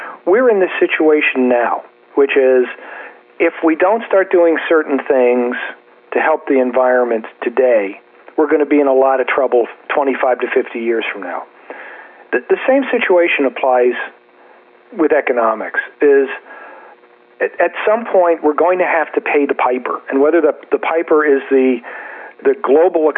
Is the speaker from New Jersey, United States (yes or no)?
yes; New Jersey, United States; I'm from New Jersey too